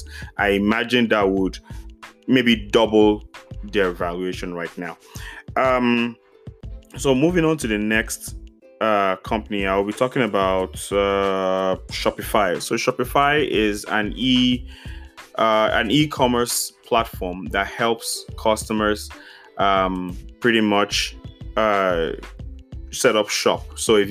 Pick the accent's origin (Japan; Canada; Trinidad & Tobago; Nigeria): Nigeria; As a Nigerian